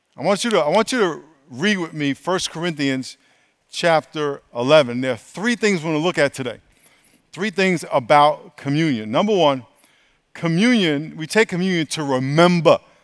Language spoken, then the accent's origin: English; New York, United States; I grew up in New York